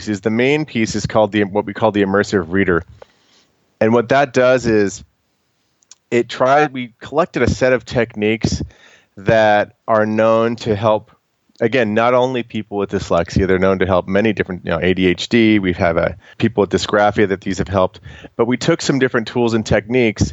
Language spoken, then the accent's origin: English; United States; I'm an American